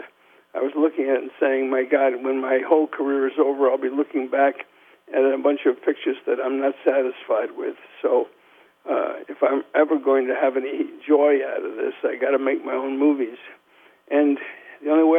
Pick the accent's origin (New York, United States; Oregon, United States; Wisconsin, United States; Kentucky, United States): New York, United States; New York City; when I grew up in New York